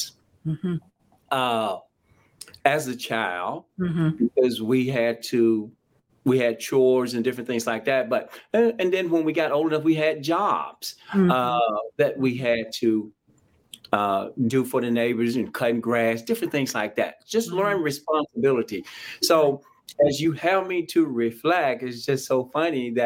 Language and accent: English; Jackson, Mississippi, United States; I grew up in a little town called Jackson, Mississippi, capital of the state of Mississippi